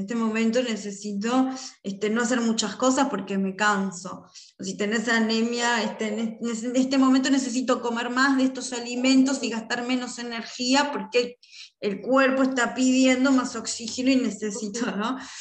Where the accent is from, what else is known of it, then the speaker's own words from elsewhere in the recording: Uruguay; en mi país, acá en Uruguay